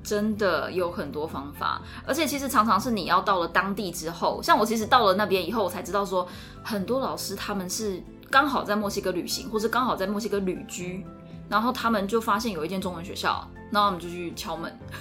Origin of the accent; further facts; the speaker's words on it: Taiwan; 我是台湾人